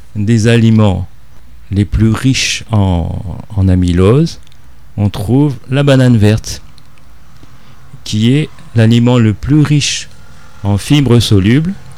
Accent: Réunion; en tant que réunionnais

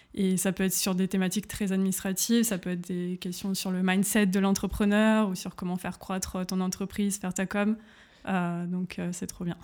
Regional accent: Grenoble, Auvergne-Rhône-Alpes, France; moved away as an adult; now in Berlin, Germany; je viens de Grenoble en France

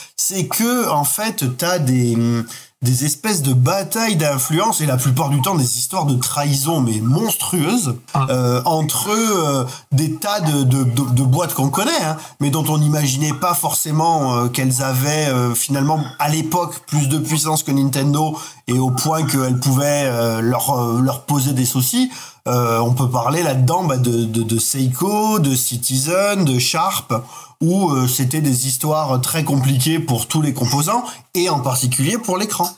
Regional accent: Bastia, Corsica, France; où je vivais quand, quand j'étais enfant, j'habitais en Corse

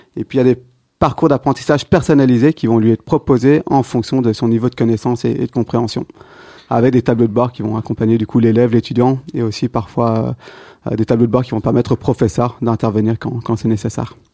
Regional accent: Belgium; also born or lived in Brussels; belge, j'ai toujours étudié à, Bruxelles

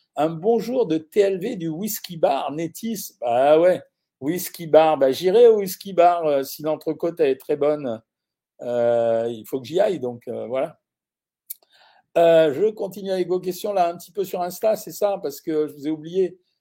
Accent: Orange, Provence-Alpes-Côte d'Azur, France; je suis né à Orange

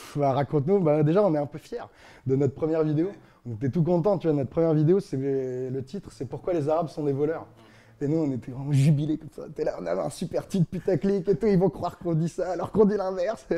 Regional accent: Strasbourg, Grand Est, France; moved away as an adult; also born or lived in Paris; je viens de Strasbourg.

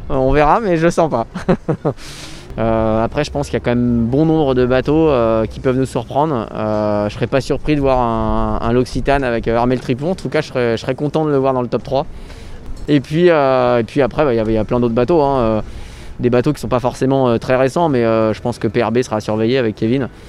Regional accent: England, United Kingdom; je mettrai bien Alex euh, Hugo Boss parce que je suis anglaise.

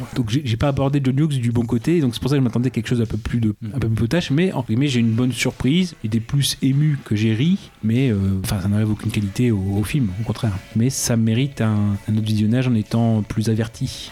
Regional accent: France; en tant que Français

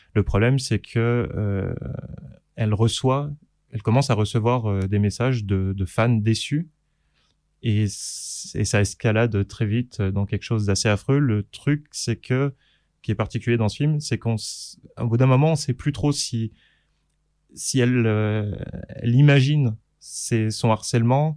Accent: Saint-Claude, Bourgogne-Franche-Comté, France; dans la ville où j'habitais, où j'ai grandi, dans le Jura, à Saint-Claude.

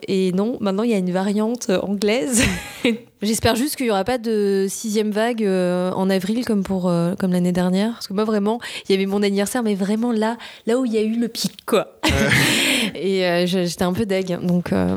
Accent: Nice, Provence-Alpes-Côte d'Azur, France; moved away as an adult; now in Paris, France; Je viens du sud de la France, je viens de la région PACA à Nice. J'ai vécu jusqu'à mes 20 ans

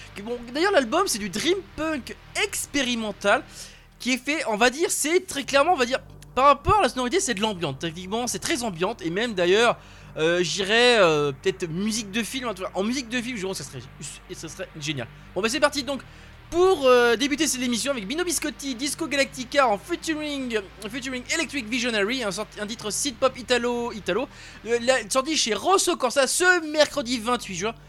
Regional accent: France; chez nous en France

